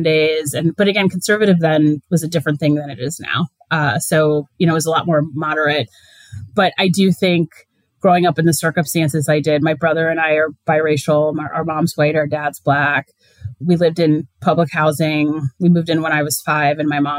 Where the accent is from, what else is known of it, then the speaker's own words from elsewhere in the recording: Perry Township, Ohio, United States; moved away as an adult; I'm originally from a very small town in Northeast Ohio. It's called Perry Township. It's a suburb of Akron